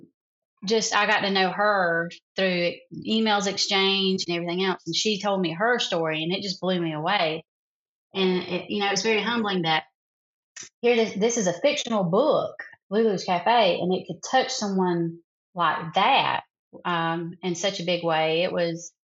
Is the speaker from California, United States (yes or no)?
no; South Carolina, United States; accent: Southern; I'm from a little small town in South Carolina